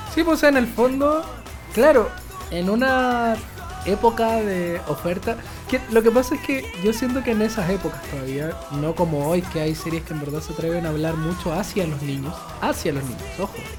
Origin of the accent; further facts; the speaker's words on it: Chile; en Chile nadie era otaku, supuestamente, en mis tiempos de, de, colegio